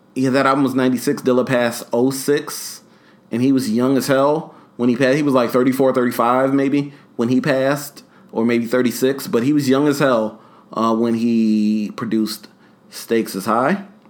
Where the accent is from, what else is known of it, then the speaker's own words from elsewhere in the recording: New York City, New York, United States; moved away; also born or lived in Long Island; There's a place called Harlem, New York, which is where I'm from